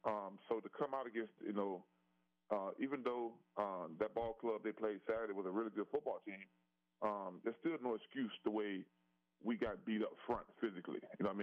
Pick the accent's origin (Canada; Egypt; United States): United States; Mobile, Alabama; also born or lived in Prichard, Alabama; I'm kind of from Trinity Gardens area, which is Mobile, and also the Whistler area, which is Pritchard.